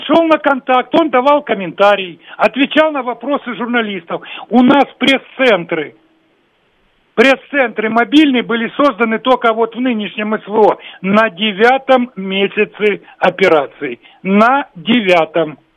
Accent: Kharkiv, Kharkiv Oblast, Ukraine; moved away; сам родился и вырос в Харькове

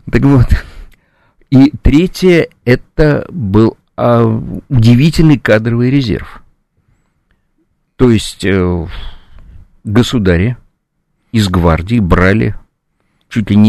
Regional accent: Saint Petersburg, Russia; вот вышли вы в моем родном городе Ленинграде, Санкт-Петербурге, из Московского вокзала

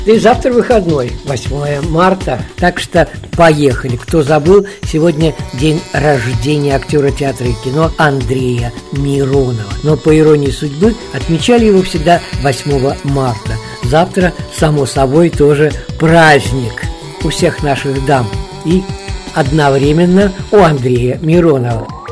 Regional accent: Saint Petersburg, Russia; в родном городе на Неве

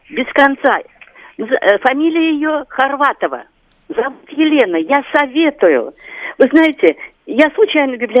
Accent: Moscow, Russia; я москвичка, мне 75 лет.

